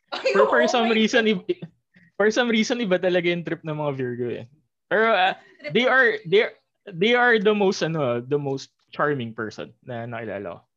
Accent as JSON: {"language": "Tagalog", "town": "Muntinlupa", "region": "Metro Manila", "country": "Philippines", "said": "I'm from Muntinlupa."}